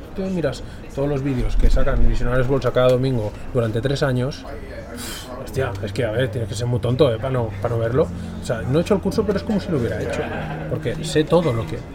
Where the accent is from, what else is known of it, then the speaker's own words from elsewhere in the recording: Catalonia, Spain; yo soy catalán